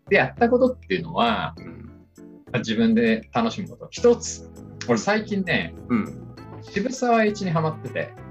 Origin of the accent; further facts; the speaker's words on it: Kita ward, Tokyo, Japan; うちの実家の近所ですね